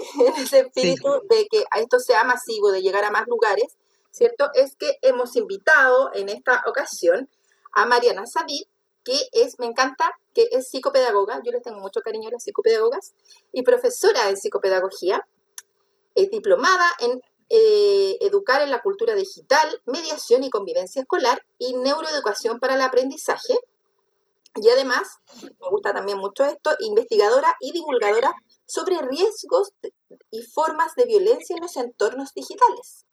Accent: Chile; soy de Chile

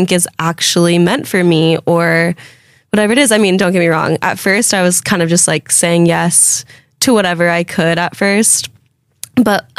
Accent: Fresno, California, United States; moved away as an adult; now in New York City, United States; we grew up together in Fresno.

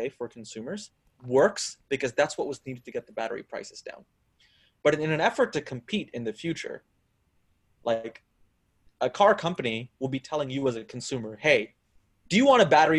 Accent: Texas, United States; Texas, my home state

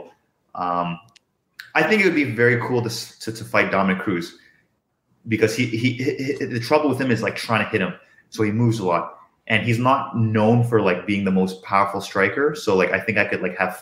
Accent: Canada; I was born in Canada

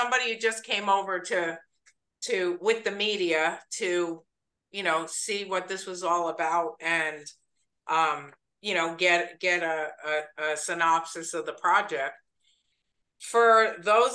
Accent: New York, United States; moved away; I come from New York.

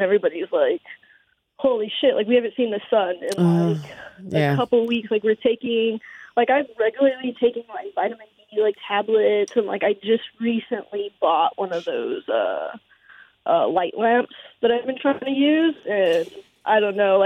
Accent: Southern California, United States; now in Pacific Northwest, United States; I'm originally from Southern California

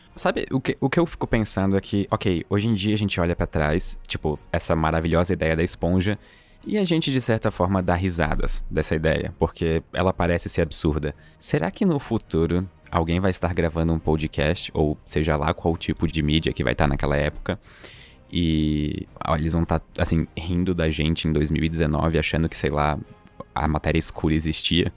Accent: Santa Catarina, Brazil; eu falo bastante tu, porque eu sou de Santa Catarina, então é o jeito que a gente fala aqui

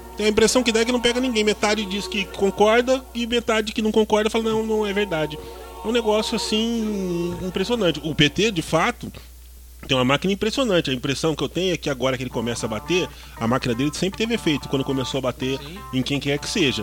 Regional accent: Southeast Brazil, Brazil; Todos nós somos originários do Sudeste

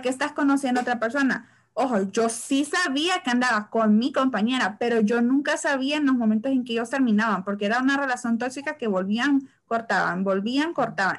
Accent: San Pedro Sula, Cortés, Honduras; yo soy de San Pedro

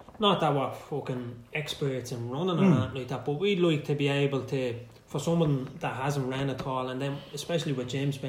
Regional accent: Dublin, Leinster, Ireland; I'm from Greek Street. So grew up the same area as Dwayne

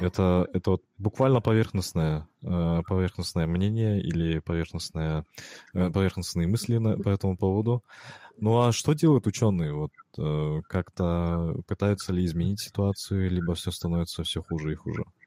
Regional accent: Kazakhstan; я же из Казахстана, в Казахстане у нас тоже экстремальные холода бывают

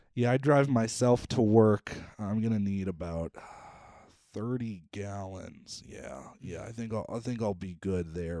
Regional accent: South Dakota, United States; I was from South Dakota

